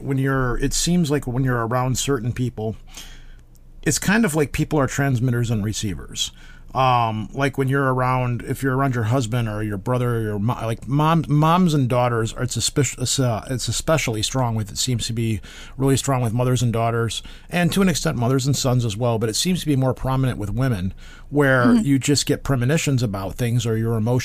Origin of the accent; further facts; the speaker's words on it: United States; I'm American